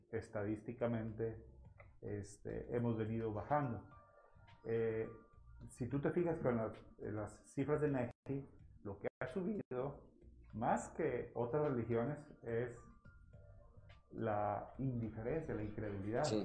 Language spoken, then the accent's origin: Spanish; Mexico; como buenos mexicanos que somos